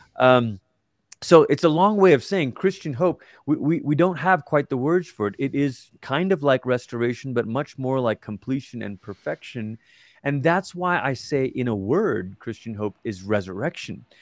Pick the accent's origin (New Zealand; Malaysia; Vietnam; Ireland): Malaysia; now in Colorado Springs, United States; I'm from Malaysia, and it's where I grew up